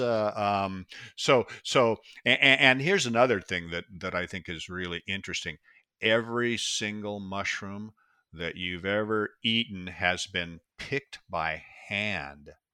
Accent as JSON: {"language": "English", "area": "Pacific Northwest", "region": "Washington", "country": "United States", "tie": "born or raised there", "said": "I was born and raised in the Pacific Northwest, and it's such a beautiful place. We have forests. It's the Evergreen State"}